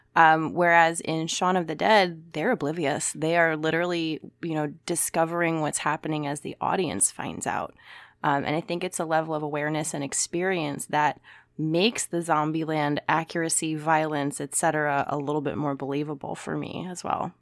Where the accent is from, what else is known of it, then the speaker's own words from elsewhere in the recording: United States; as an American